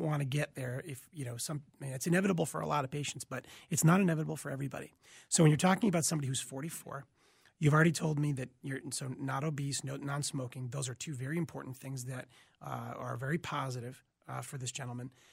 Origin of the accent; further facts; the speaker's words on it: Boston, Massachusetts, United States; moved away as an adult; also born or lived in Michigan; now in Minneapolis, United States; originally from Boston, Massachusetts